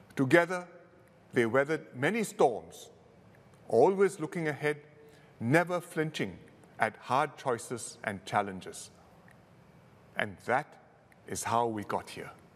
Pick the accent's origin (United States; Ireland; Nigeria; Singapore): Singapore; being Singaporean